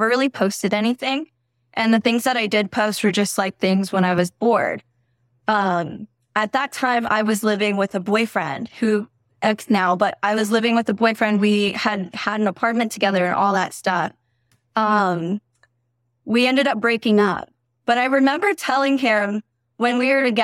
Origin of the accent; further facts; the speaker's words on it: near Fresno, California, United States; I live 45 minutes away from Fresno, which is smaller. So I'm like, a lot of people don't know where my town is